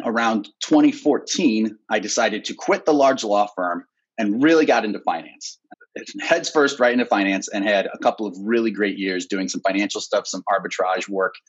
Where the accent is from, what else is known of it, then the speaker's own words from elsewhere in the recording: Ohio, United States; moved away; also born or lived in Chicago; Born and raised in Ohio